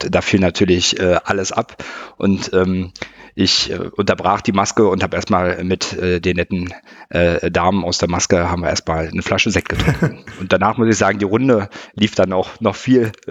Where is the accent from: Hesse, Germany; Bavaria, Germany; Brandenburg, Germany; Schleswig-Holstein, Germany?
Brandenburg, Germany; Potsdam; nach der Bundeswehrzeit wieder zurück in meinen Heimatort nach ähm, äh, Potsdam